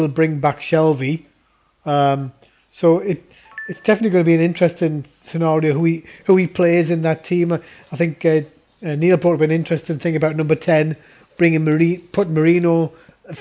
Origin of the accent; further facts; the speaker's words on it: Gateshead, North East England, United Kingdom; I'm from Gateshead